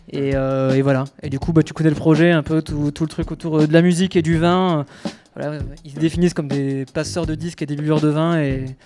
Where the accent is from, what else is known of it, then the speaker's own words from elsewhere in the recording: Toulouse, Occitania, France; Je suis toulousain, hein, je ne sais pas si tu me souviens.